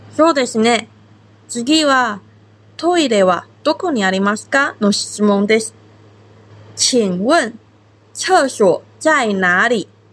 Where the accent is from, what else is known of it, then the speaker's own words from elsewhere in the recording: Taiwan; now in Okinawa, Japan; 私は台湾出身で中国語担当の